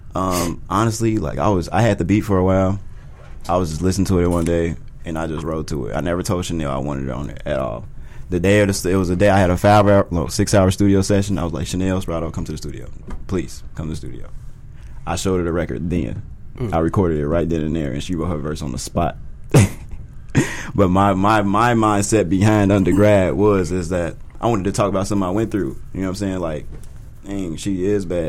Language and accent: English; Chicago, Illinois, United States; I was born in Chicago, so I was around it a little bit